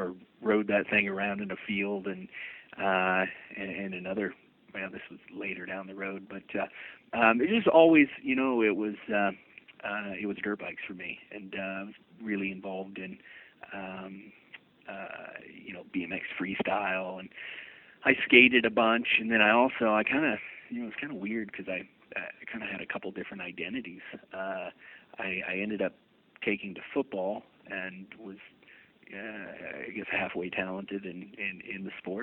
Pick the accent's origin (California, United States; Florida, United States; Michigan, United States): Florida, United States; I grew up in Florida